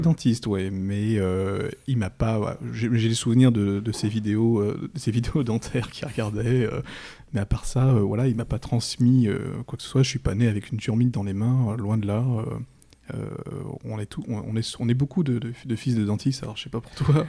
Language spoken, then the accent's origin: French; Paris, Île-de-France, France; je suis parisien, je suis un pur, un pur parisien du, du, 11e arrondissement